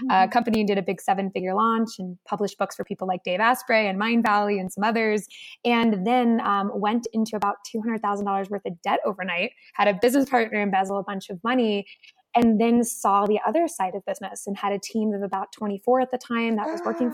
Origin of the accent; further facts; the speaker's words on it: Connecticut, United States; I grew up in Connecticut, oldest of five